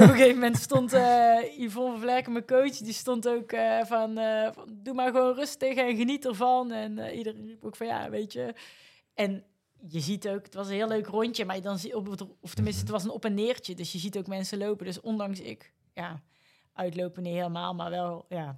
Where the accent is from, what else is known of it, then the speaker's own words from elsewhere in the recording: North Brabant, Netherlands; accent: Brabant; moved away; also born or lived in Amsterdam, Netherlands; ik kom oorspronkelijk uit Brabant, zoals je waarschijnlijk aan mijn accent kan horen